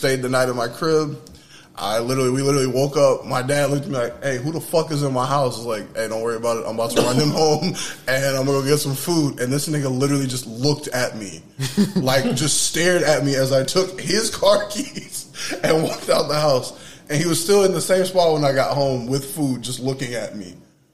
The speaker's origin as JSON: {"language": "English", "region": "Mississippi", "country": "United States", "tie": "born or raised there", "said": "when I was growing up in Mississippi."}